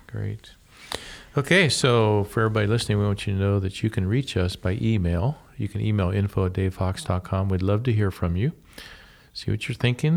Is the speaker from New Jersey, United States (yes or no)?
no; Columbus, Ohio, United States; moved away as an adult; also born or lived in Portland, Oregon / Findlay, Ohio; I was born and raised in the Columbus area